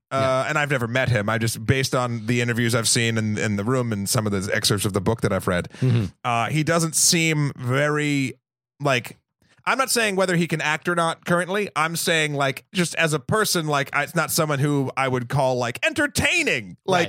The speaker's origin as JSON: {"language": "English", "region": "New England", "country": "United States", "said": "in a room, not a rum, because I'm from New England."}